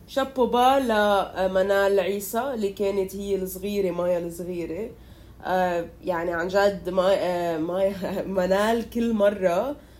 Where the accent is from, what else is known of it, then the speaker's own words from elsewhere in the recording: Lebanon; كلبنانية إنه نحن